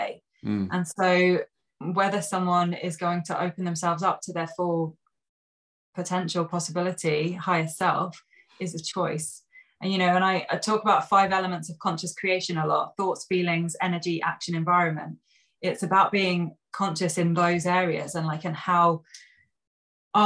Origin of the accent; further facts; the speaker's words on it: Sussex, South East England, United Kingdom; I grew up in Sussex.